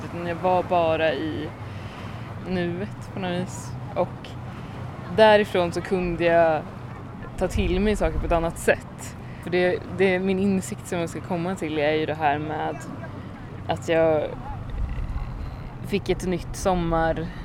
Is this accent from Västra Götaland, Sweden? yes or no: yes; Mariestad, Västra Götaland, Sweden; now in Stockholm, Sweden; då åkte jag ner till Mariestad för min kompis från New York kom också. Din hemstad? Precis, min hemstad.